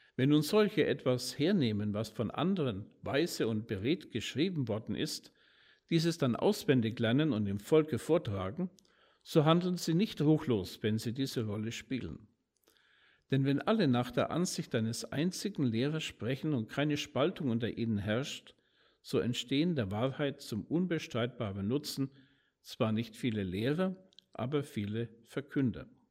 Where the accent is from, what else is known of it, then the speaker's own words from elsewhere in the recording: Nuremberg, Bavaria, Germany; in meiner Heimatstadt in Nürnberg